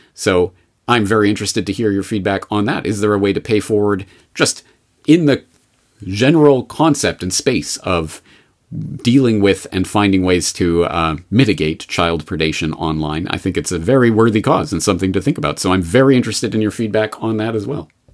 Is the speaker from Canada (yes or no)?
yes; Canada; now in Japan; I'm a Canadian in Japan